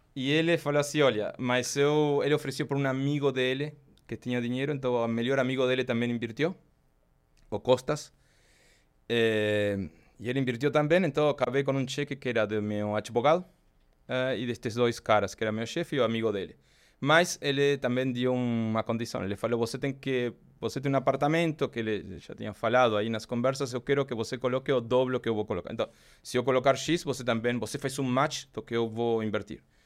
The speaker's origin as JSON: {"language": "Portuguese", "country": "Argentina", "second_language": "Portuguese", "moved": "as an adult", "lives_now": "Brazil", "said": "Eu, pelo sotaque, obviamente, eu sou argentino. é, eu comecei a viajar em bicicleta na Argentina, desde que era pequeno"}